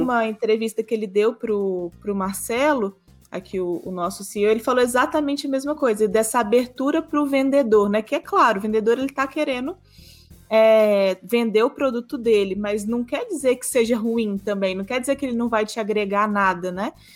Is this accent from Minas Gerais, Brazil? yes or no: yes; interior of Minas Gerais, Brazil; Eu que sou aqui do interior de Minas Gerais também